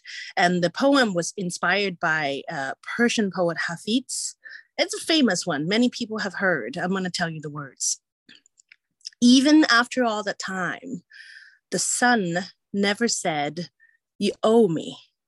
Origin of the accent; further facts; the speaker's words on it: Hong Kong; also born or lived in England / United States; as a person who was born and raised in Hong Kong and England and the US and travel many places and is complicated in terms of like, what is my cultural heritage, right?